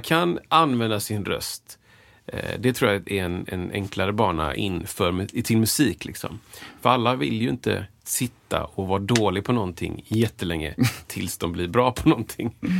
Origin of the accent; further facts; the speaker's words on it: Gothenburg, Västra Götaland, Sweden; jag sjöng i kör när jag var liten i Göteborgs Gosskör